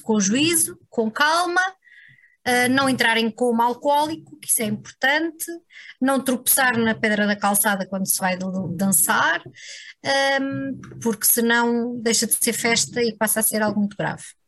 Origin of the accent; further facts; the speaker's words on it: interior near Serra da Estrela, Serra da Estrela area, Portugal; moved away as an adult; now in Lisbon, Portugal; na terra onde, onde nasci e cresci